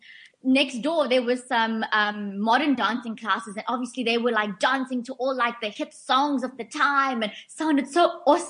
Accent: Port Shepstone, KwaZulu-Natal, South Africa; now in Cape Town, South Africa; my local vet in Port Shepstone, my hometown

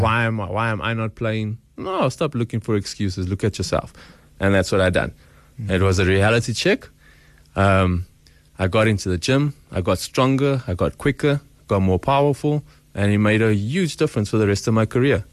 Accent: Boksburg, Gauteng, South Africa; I'm just slightly from Boksburg

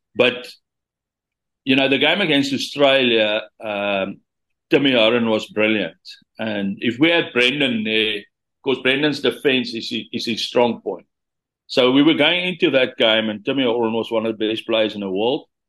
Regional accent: Senekal, Free State, South Africa; also born or lived in Bloemfontein; I was coming from Senekal

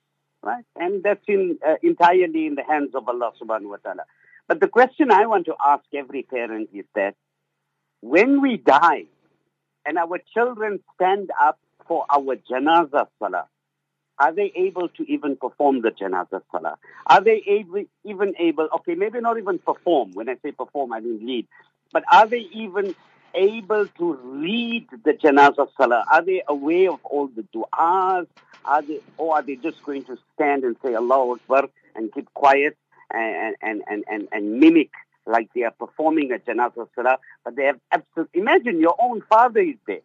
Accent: Zimbabwe; now in Cape Town, South Africa; when I grew up in Zimbabwe, Maulana, we had maktab Monday to Saturday

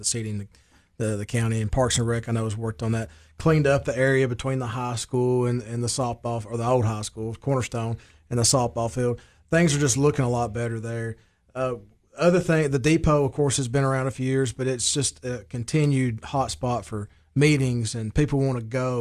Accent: Baxter, Tennessee, United States; my hometown and the growth it's seeing

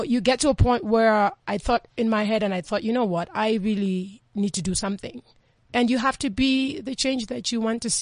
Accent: Kenya; moved away; also born or lived in New York; I'm born and raised in Kenya for most part

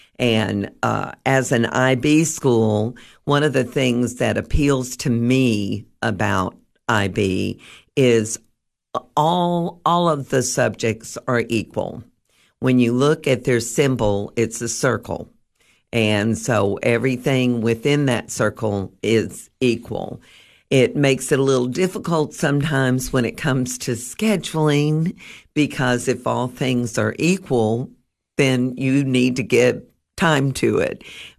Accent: Alaska, United States; born there; also born or lived in Guam / Germany; I was born in Alaska before it was a state. That gives you a little bit of a history of how old I am.

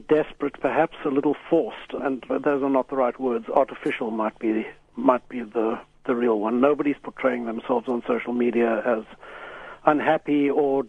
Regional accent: Pretoria, Gauteng, South Africa; I grew up in Pretoria with a mother who has been something of a spiritual seeker in her time

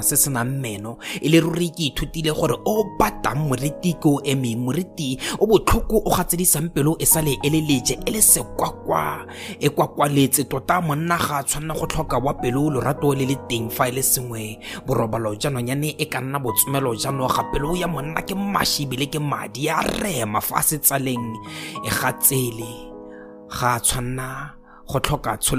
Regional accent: Botswana; I am a poet from Botswana.

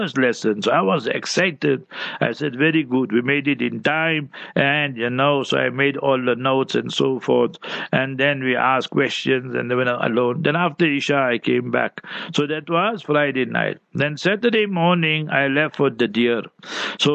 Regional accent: South Africa; we in South Africa

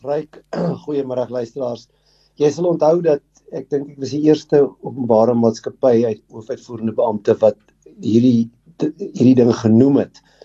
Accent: South Africa; ons as Suid-Afrikaners

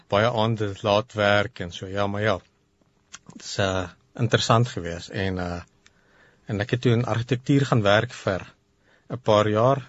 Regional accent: Pretoria, Gauteng, South Africa; hier in Pretoria gebore en getoe

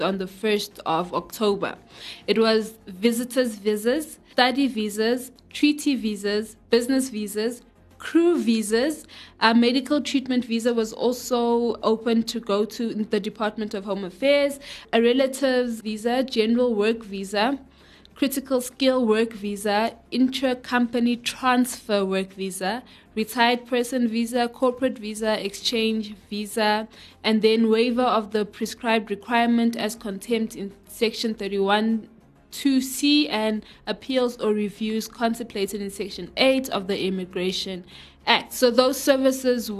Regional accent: Johannesburg, Gauteng, South Africa; I'm a Joburgan. I was born and raised in Joburg, in Johannesburg

